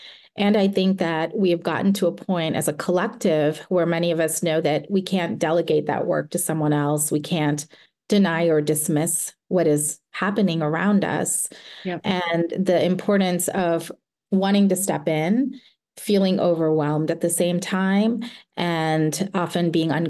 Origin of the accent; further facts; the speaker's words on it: the South, United States; And growing up in the South in the mid-1980s, where the ideas of race were very different from how we talk about them today.